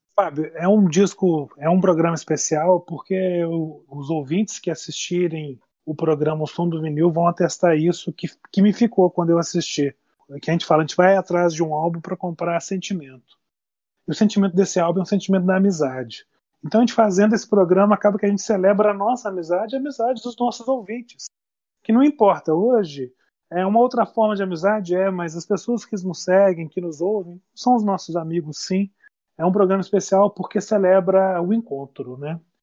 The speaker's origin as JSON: {"language": "Portuguese", "town": "Lavras", "region": "Minas Gerais", "country": "Brazil", "tie": "born or raised there", "also_born_or_lived": "Niterói", "lives_now": "Juiz de Fora, Brazil", "said": "O Milton é de Três Pontas, eu nasci ali perto, nasci em Lavras."}